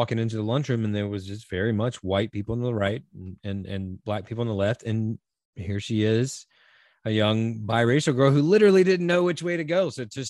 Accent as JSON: {"language": "English", "region": "North Carolina", "country": "United States", "tie": "born or raised there", "said": "the South, I'm from North Carolina, so not quite as far south as Mississippi"}